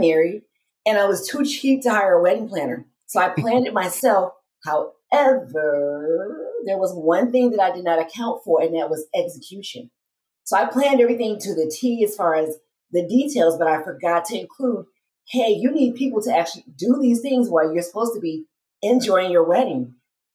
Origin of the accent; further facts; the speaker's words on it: Detroit, Michigan, United States; moved away as an adult; now in Las Vegas, United States; I am originally from Detroit, Michigan